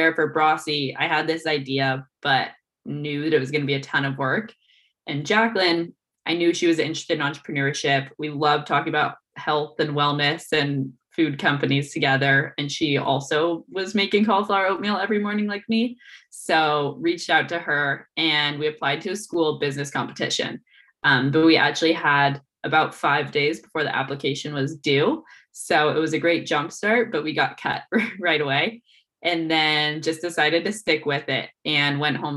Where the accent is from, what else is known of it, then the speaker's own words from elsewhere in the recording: Oregon, United States; moved away as an adult; also born or lived in Michigan; growing up in Oregon, I was outdoors